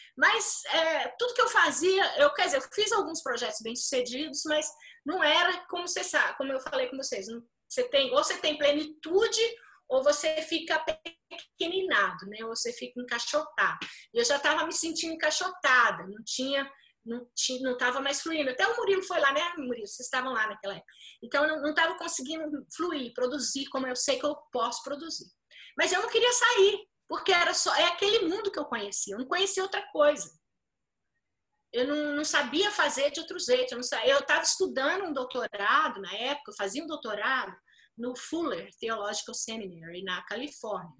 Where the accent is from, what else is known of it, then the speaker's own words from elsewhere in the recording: Brazil; você tem um senso de identidade coletiva, que isso a gente tem muito forte no Brasil